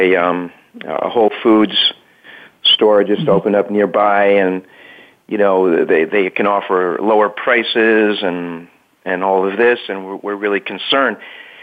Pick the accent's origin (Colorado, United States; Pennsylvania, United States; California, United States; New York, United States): New York, United States; New York City; I grew up in New York City